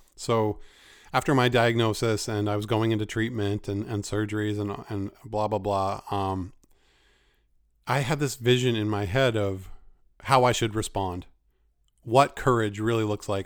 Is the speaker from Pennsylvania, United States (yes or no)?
no; Maine, United States; my home state of Maine